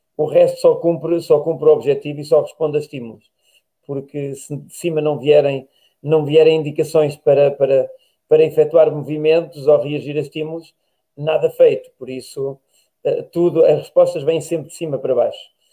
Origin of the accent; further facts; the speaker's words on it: Tábua, Coimbra District, Portugal; minha terra é Tábua